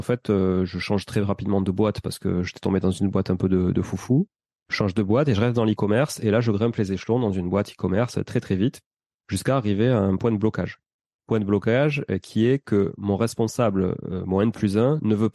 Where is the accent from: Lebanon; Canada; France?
France; Occitania; accent: Toulouse; moi, avec mon accent toulousain, j'arrive à Toulouse et je dis, bah, je suis, je suis étudiant canadien.